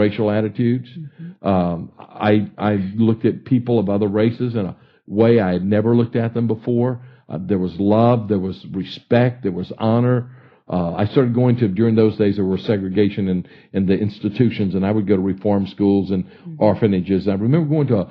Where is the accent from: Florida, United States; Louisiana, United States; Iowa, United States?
Louisiana, United States; Baton Rouge; moved away; I grew up in Baton Rouge and graduated from Estruma High School in Baton Rouge in 1965.